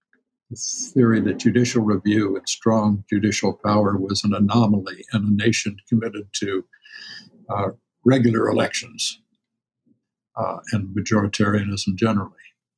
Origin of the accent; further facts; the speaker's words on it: Champaign, Illinois, United States; I grew up in Champaign, Illinois, downstate, Lincoln country.